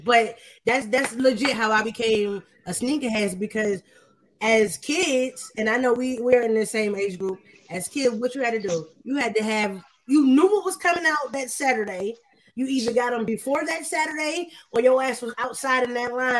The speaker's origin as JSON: {"language": "English", "region": "Ohio", "country": "United States", "tie": "born or raised there", "lives_now": "Atlanta, United States", "said": "So now when I see the people that I grew up with in Ohio going crazy, I'm like, all right, cool."}